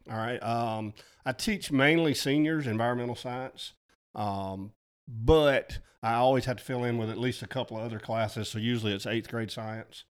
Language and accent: English; Mulberry River, Alabama, United States; also born or lived in Georgia; my parents' farm that I grew up on there on the Mulberry River